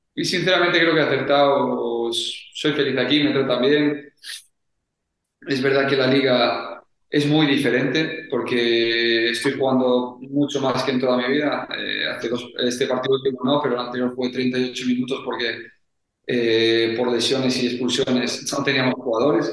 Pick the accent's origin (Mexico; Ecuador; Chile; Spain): Spain; moved away as an adult; now in Italy; Somos jugadores eh, españoles